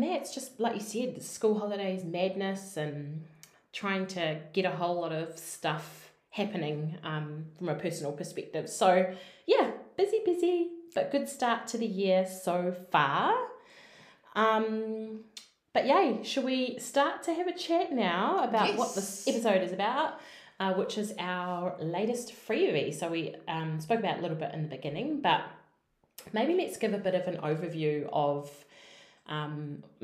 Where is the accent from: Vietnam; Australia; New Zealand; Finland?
New Zealand; We're two Kiwi girls